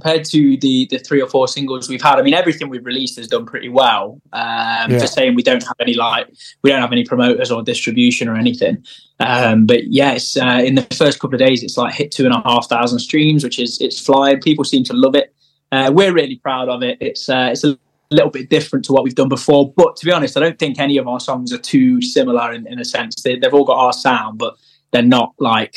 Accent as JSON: {"language": "English", "region": "Midlands", "country": "United Kingdom", "said": "we're from the Midlands."}